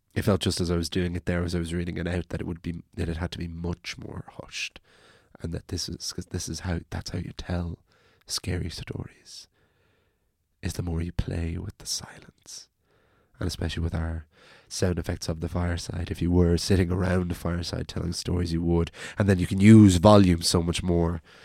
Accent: Wicklow, Leinster, Ireland; now in Dublin, Ireland; I'm from the country, I'm from Wicklow, and so I remember many nights walking up my hill to my house at night

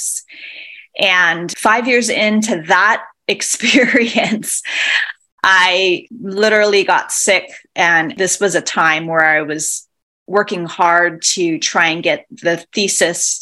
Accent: Hilo, Hawaii, United States; moved away as an adult; also born or lived in California / New York City; I'm originally born and raised in Hilo, Hawaii, and that is where I'm currently based.

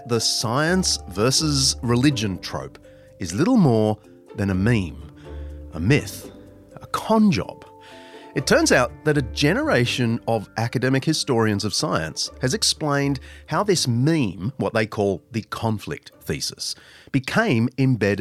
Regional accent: Australia; the University of Queensland in my home country

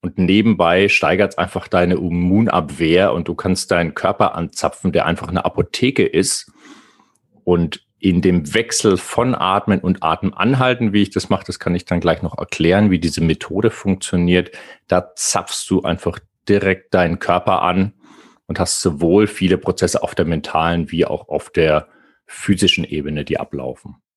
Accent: Bavaria, Germany; ich bin äh, in der Nähe groß geworden.

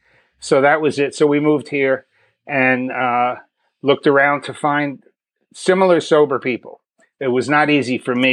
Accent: New York City, New York, United States; born there; also born or lived in Long Island / Miami Beach; now in Texas, United States; So I was born in New York City. We moved around a lot. Crazy household. Mother is an alcoholic. She left me with my grandparents. I lived in New York, Long Island, Miami Beach.

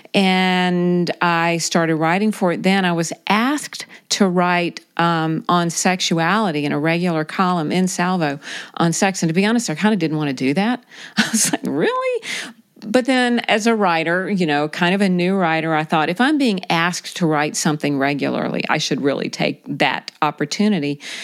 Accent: South Carolina, United States; I grew up in South Carolina

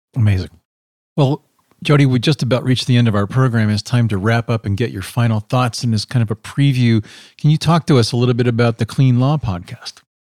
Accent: Pennsylvania, United States; I grew up in Pennsylvania in a small little town that had a dye factory upriver

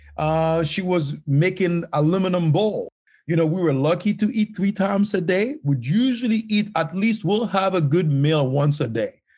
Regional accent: Haiti; moved away as an adult; now in United States; life was very tough growing up in Haiti.

